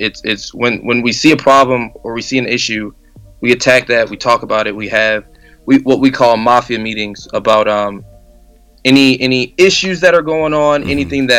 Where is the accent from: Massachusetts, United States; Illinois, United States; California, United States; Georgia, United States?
Illinois, United States; Chicago; now in Des Moines, United States; I'm from Chicago originally, and you don't see many people move into Des Moines, Iowa to pursue music.